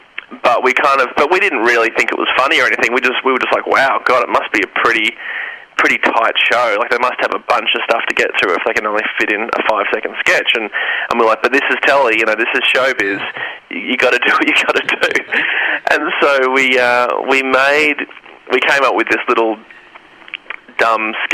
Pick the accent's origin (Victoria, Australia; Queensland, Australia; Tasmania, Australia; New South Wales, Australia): Victoria, Australia; Melbourne; I grew up in Melbourne